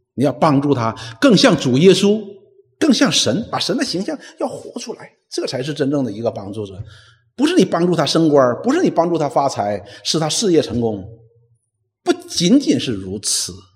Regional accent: China; 我们中国人

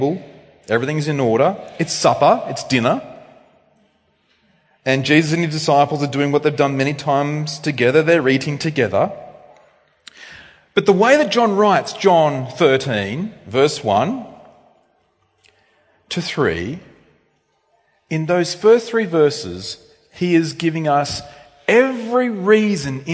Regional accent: Australia; I'm an Australian male.

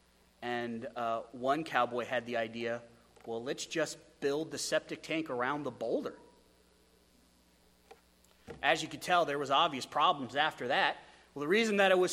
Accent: Wyoming, United States; moved away; also born or lived in Idaho; I come from Wyoming, where if you spit, it floods

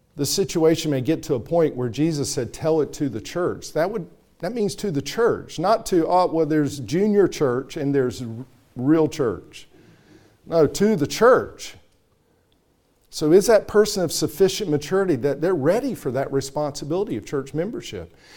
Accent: North Carolina, United States; That's how I say it in growing up in North Carolina

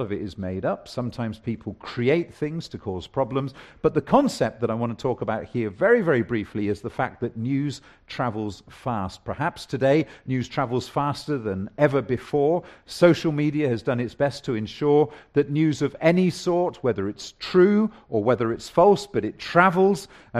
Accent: South West England, United Kingdom; In the small villages that I grew up in Somerset along the Polden Hills, there was three or four of them nestled at the bottom of the hills overlooking the Somerset Levels.

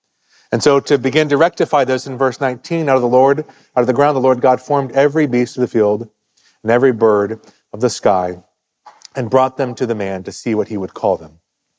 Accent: West Virginia, United States; moved away; I grew up in West Virginia.

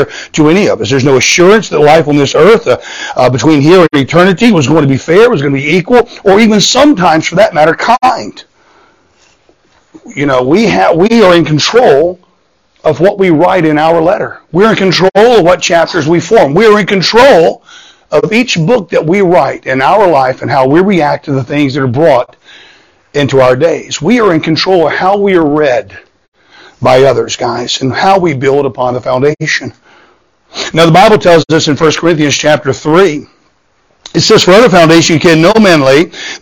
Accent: Southwest Florida, United States; moved away; I grew up in Southwest Florida

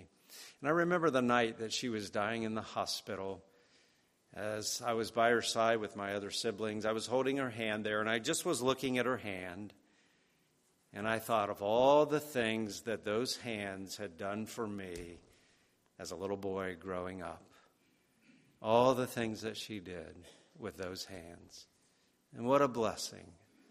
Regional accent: New York, United States; This week I received some photos from our old neighbors where I grew up out in Westchester.

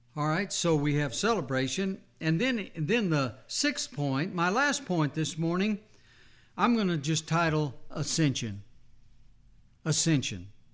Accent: New Mexico, United States; as a little boy growing up in New Mexico

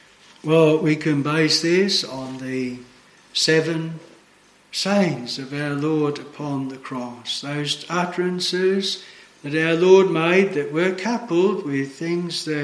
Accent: Australia; moved away as an adult

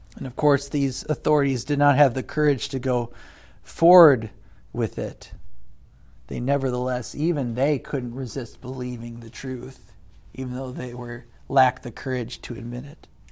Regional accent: United States; as an American

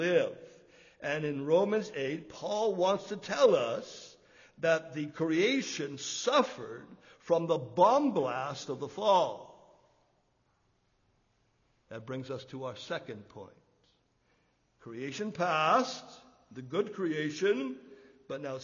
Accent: Canada; we grew up in Canada

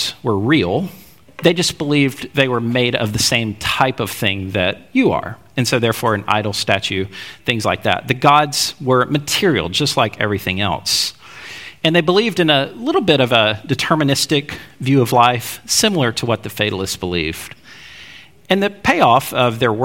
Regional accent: Alabama, United States; growing up in Alabama

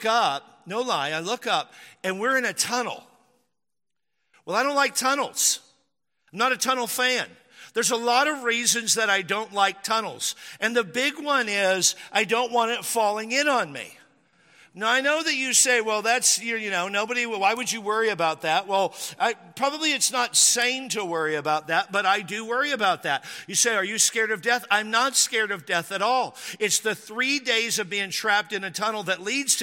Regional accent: Washington, United States; born or raised there

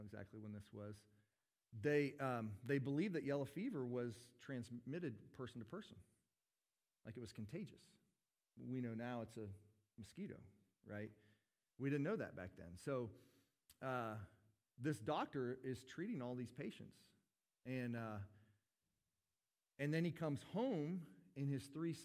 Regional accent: United States; I'm an American

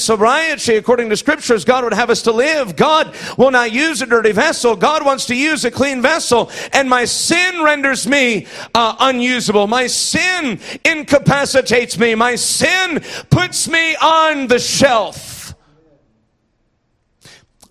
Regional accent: Iowa, United States; moved away; I'm from Iowa

